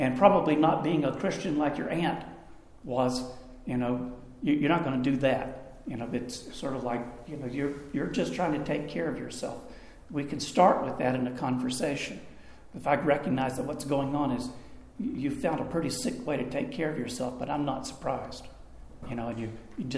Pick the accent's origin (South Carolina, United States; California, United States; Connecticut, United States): South Carolina, United States; Greenville; I was playing guitar at a coffee house in my hometown. I'm in my senior year of high school. And you got to know Greenville, South Carolina, is where Bob Jones University is